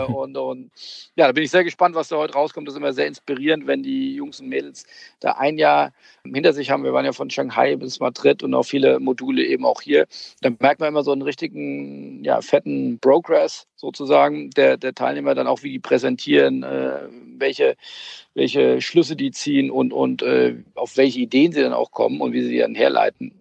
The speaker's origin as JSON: {"language": "German", "region": "Hamburg", "country": "Germany", "said": "ich komme ja aus Hamburg"}